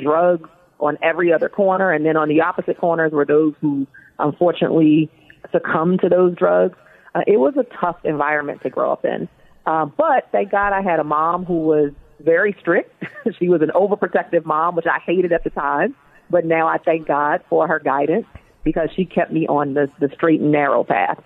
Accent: Baltimore, Maryland, United States; So I was born and raised in Baltimore, Maryland, and actually raised in an inner city housing project in Baltimore, Maryland

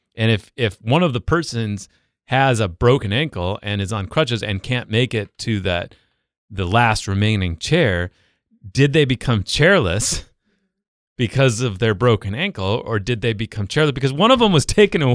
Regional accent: the West, United States; moved away; I grew up in the West

